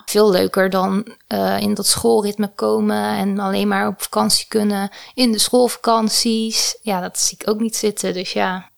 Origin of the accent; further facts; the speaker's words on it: Tholen, Zeeland, Netherlands; now in Utrecht, Netherlands; ik ben opgegroeid in Zeeland op het eiland Tolen.